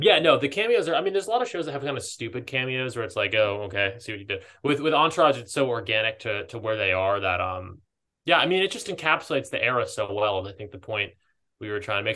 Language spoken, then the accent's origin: English; East Coast, United States; moved away as an adult; also born or lived in Southern California; now in Los Angeles, United States; I grew up on the East Coast